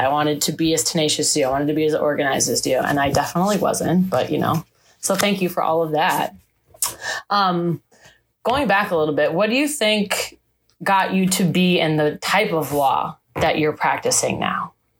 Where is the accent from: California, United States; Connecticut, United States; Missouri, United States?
California, United States; San Francisco; growing up in San Francisco